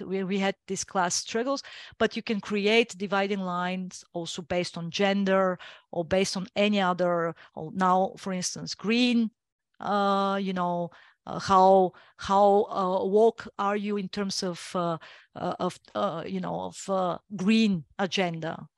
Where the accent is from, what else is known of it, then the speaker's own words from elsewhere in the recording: Bulgaria; first language Bulgarian; English is a second language; I like my mother tongue best